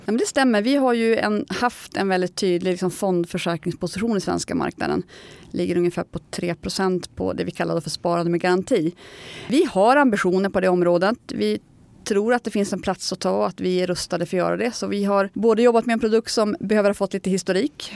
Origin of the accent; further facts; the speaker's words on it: Norrland, Sweden; som norrlänning som jag är